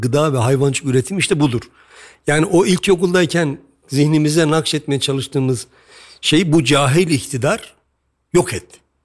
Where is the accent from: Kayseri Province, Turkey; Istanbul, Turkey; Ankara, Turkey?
Kayseri Province, Turkey; Hepimiz Kayseriliyiz